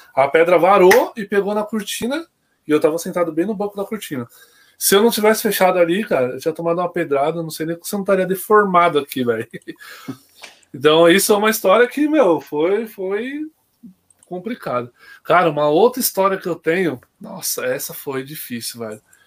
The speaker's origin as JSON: {"language": "Portuguese", "town": "São Bernardo do Campo", "region": "São Paulo", "country": "Brazil", "tie": "born or raised there", "said": "Eu nasci na Neumater, né, mano? Então tá escrito lá São Bernardo."}